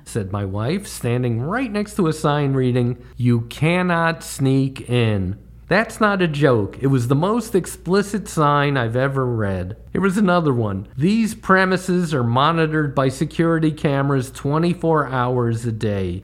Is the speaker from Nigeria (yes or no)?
no; Connecticut, United States; now in New York, United States; As a kid growing up in Connecticut